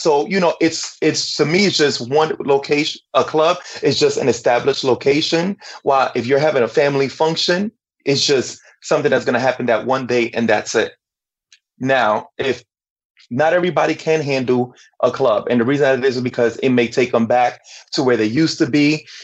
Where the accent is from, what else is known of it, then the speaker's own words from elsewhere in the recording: New York City, New York, United States; I'm from Brooklyn, New York. My background though is Dominican, both parents